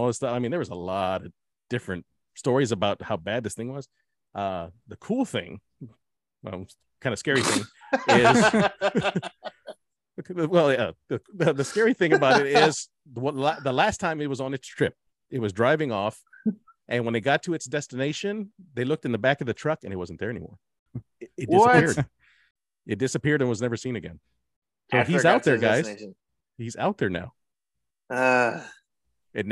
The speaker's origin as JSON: {"language": "English", "town": "Dallas", "region": "Texas", "country": "United States", "said": "We're from Dallas."}